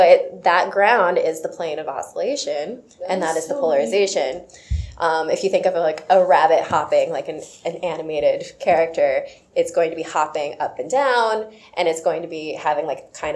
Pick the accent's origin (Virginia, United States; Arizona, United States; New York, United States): Arizona, United States; Sierra Vista; I grew up in Sierra Vista, which is pretty close to Tucson